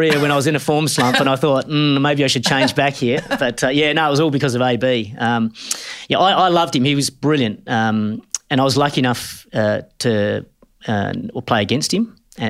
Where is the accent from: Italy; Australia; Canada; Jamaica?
Australia; Perth, Western Australia; Yeah, I'm from Perth. Grew up in the northern suburbs, a place called Mullaloo.